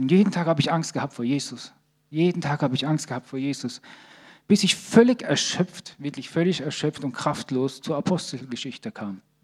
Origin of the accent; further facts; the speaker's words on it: Sicily, Italy; also born or lived in Bad Krozingen; now in Germany; Ich komme aus Sizilien, in meinem Dorf gibt es acht Kirchen